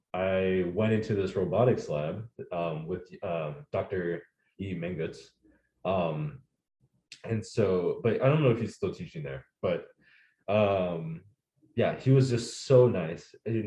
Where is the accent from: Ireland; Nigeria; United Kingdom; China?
Nigeria; also born or lived in United States; I'm also Nigerian. And so fun story, I guess, is that I was born in, so my parents are from Nigeria, mm-hmm. obviously.